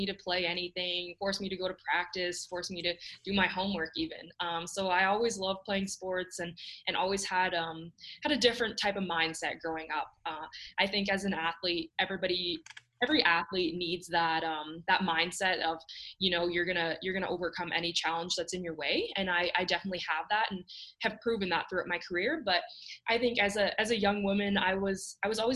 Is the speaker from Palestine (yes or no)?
no; Canada; growing up in Canada